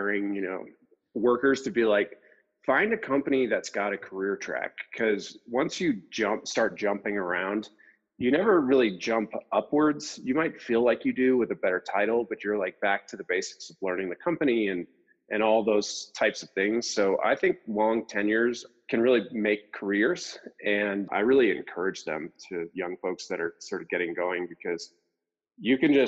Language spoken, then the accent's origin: English; East Coast, United States; moved away as an adult; also born or lived in Salt Lake City, Utah; I'm actually from the East Coast